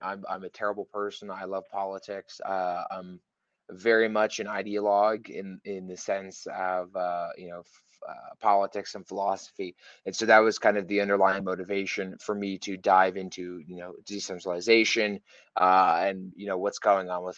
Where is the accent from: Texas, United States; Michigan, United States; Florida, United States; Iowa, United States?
Texas, United States; my home state of Texas, here in the US